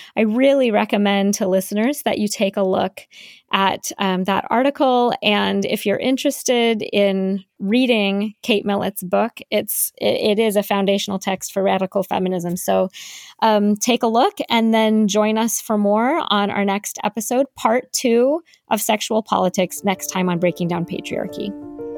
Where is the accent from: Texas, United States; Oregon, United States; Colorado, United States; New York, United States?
Colorado, United States; I grew up in Colorado